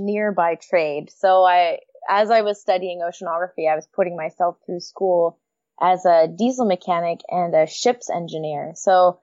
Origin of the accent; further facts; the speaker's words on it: United States; moved away as an adult; now in Vancouver, Canada; I'm American, but my favorite joke is that I'm living the great American dream. Move to Canada.